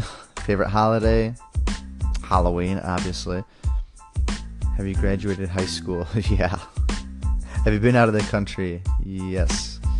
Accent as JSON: {"language": "English", "country": "Poland", "tie": "born there", "said": "I was born in Poland."}